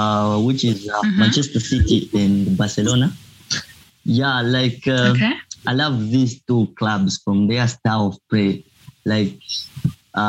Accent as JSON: {"language": "English", "country": "Zambia", "moved": "as an adult", "lives_now": "Obninsk, Russia", "said": "I am from Zambia"}